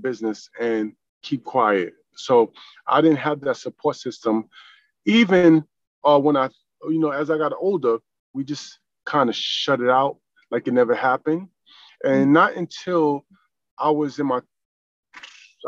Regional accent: New York, United States; also born or lived in Greenville, North Carolina; now in South Carolina, United States; I was born in North Carolina, I was raised in New York

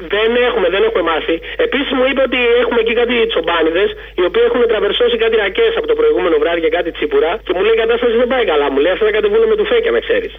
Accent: Chios, North Aegean, Greece; εγώ είμαι από Χίο

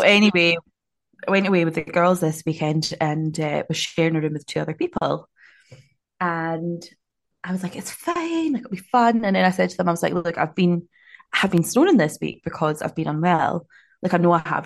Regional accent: Scotland, United Kingdom; now in Auckland, New Zealand; I'm so Scottish

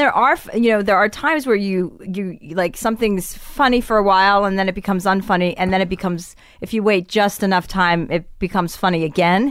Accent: New Jersey, United States; moved away; I'm from New Jersey

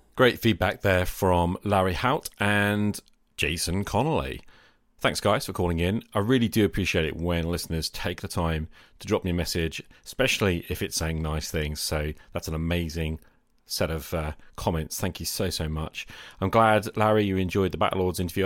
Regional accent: England, United Kingdom; I'm English

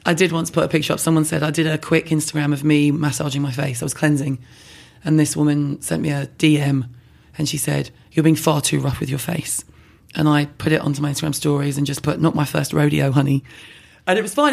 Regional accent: London, United Kingdom; I'm from London

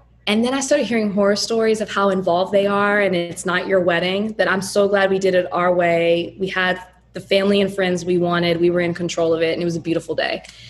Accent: Southern United States, United States; You know, I'm from the South country.

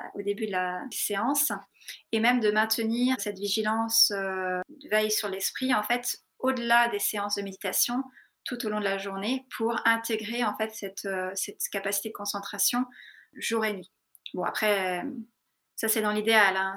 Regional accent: France; moved away as an adult; also born or lived in Darjeeling, India; je suis partie à 18 ans de France, euh, de l'école de cirque

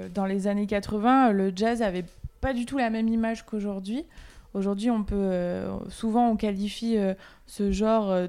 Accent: Vienne, Auvergne-Rhône-Alpes, France; quand je rencontre quelqu'un et que je lui dis que je suis euh, viennoise et que je suis originaire de Vienne, il y a deux choses qui ressortent Fernand Point et le festival de jazz.

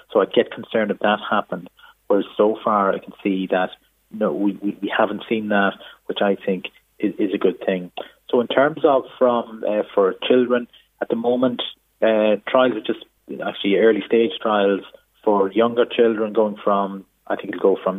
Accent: Israel; I'm from Israel

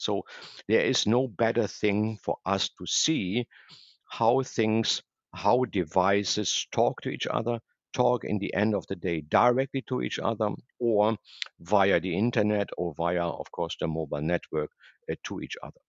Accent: Germany; moved away as an adult; also born or lived in Asia; now in Boca Raton, United States; I'm originally from Germany

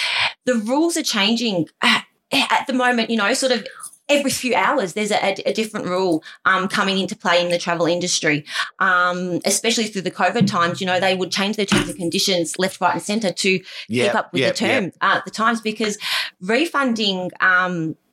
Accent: Melbourne, Victoria, Australia; We grew up in Broadmeadows. So, a town outskirts of Melbourne.

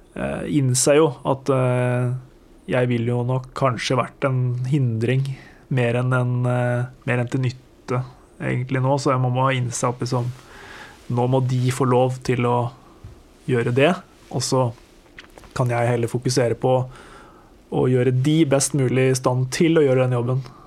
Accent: Toten, Innlandet, Norway; Jeg er fra Toten. Jeg eh, vokste opp på gård med låve og stabbur

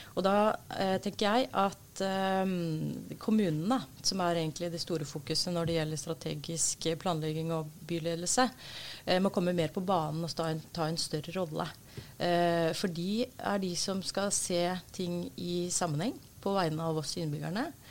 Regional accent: Oslo, Norway; er født og oppvokst i Oslo

